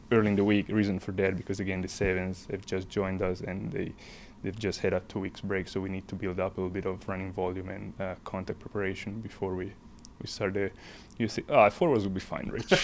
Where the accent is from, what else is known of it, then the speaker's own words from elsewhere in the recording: northern Italy, Italy; moved away as an adult; now in Scotland; I grew up in Italy, um, small town, north part of Italy